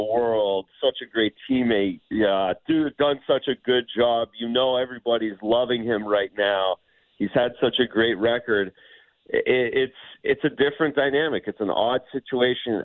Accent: Ontario, Canada; moved away; as a Canadian, as an Ontario kid

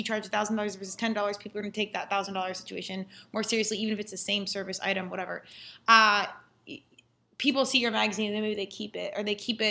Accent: Colorado, United States; I'm from Colorado.

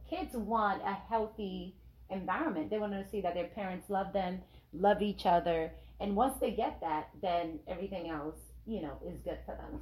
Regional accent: Nigeria; I'm Nigerian

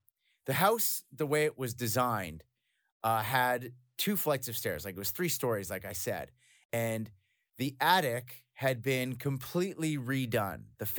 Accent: Canada; also born or lived in Belgium; Like, I'm Canadian, I'm not from Belgium, but my family's military, so we moved around. And when I was very young, we moved to Belgium, and we moved to southern Belgium near Mons.

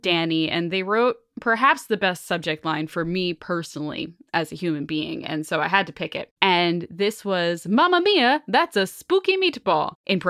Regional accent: New Jersey, United States; I grew up in Central Jersey on the shore, of course, and my grandma is from New York City.

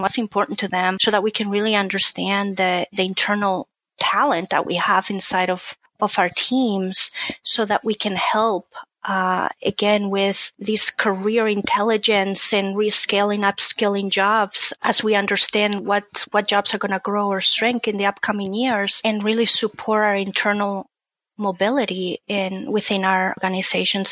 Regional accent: Spain; moved away as an adult; now in Cincinnati, United States; I'm originally from Spain, so my family was in Spain

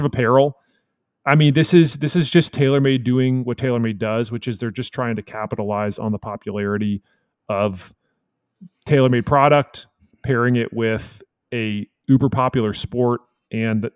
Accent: Texas, United States; as a Texan

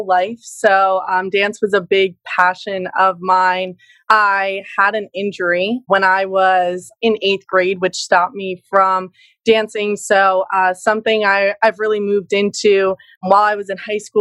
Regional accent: New Jersey, United States; also born or lived in Pennsylvania; my parents had moved to New Jersey. So I've been here my whole life, a Jersey girl

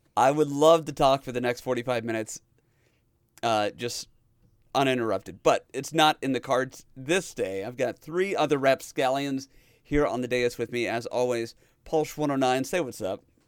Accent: Dodge City, Kansas, United States; I grew up in Dodge City, Kansas.

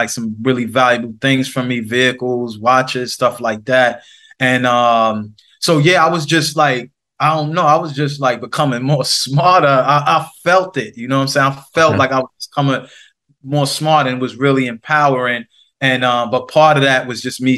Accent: New York City, New York, United States; I'm from the Queensbridge houses in New York City.

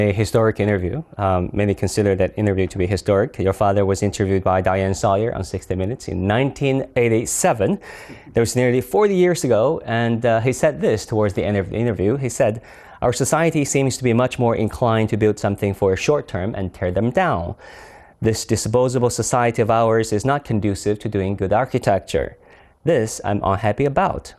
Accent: China; back to my home country, China

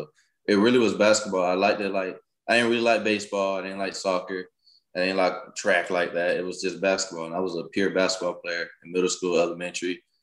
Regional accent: Jacksonville, Florida, United States; also born or lived in Montgomery, Alabama; All right, so I'm, I'm originally from Montgomery, Alabama. But the place I call my hometown is Jacksonville, Florida.

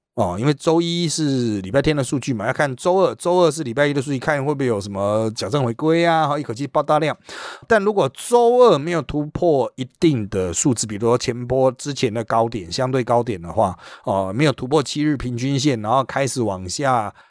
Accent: Taiwan; 我们台湾人

